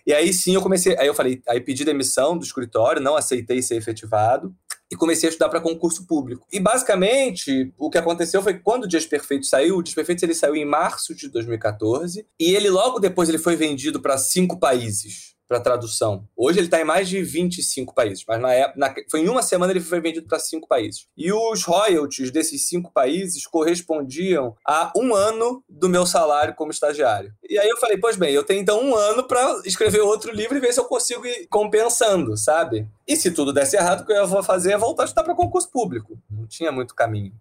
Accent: Rio de Janeiro, Brazil; Eu sou carioca, né? E eu venho de uma família de classe média baixa, que nasceu no subúrbio do Rio, nasci no subúrbio do Rio de Janeiro

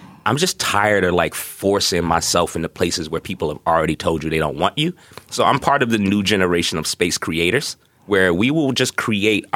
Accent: New York City, New York, United States; moved away as an adult; now in Seattle, United States; growing up in Brooklyn in the 80s

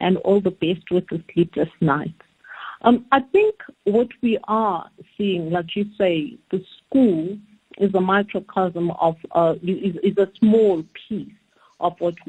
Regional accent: South Africa; as South African parents and caregivers

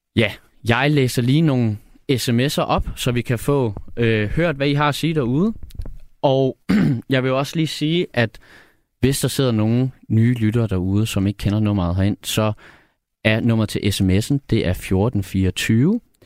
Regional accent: Odsherred, Zealand, Denmark; moved away as an adult; now in Copenhagen, Denmark; jeg er fra Nordvestjylland faktisk. Øhm, fra den øh, store sommerhuskommune, der hedder Odsad

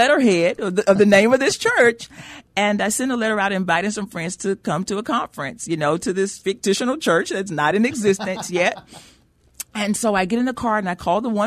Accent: Brookshire, Texas, United States; moved away as an adult; now in San Antonio, United States; I'm from a little small town outside of Houston

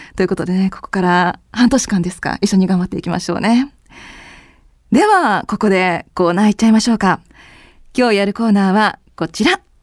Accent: Sapporo, Hokkaido, Japan; moved away as an adult; also born or lived in Yokohama; 出身は札幌なんですよ。

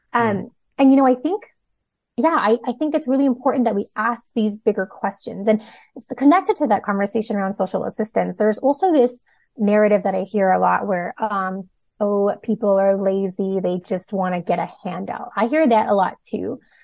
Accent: Toronto, Ontario, Canada; also born or lived in Hong Kong / Singapore; I was born in Hong Kong, lived a few okay. years in Singapore, um, but most of my life has been spent in Toronto, different parts of Toronto

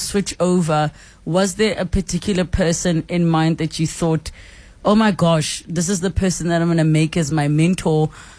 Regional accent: Limpopo, South Africa; I'm from Limpopo.

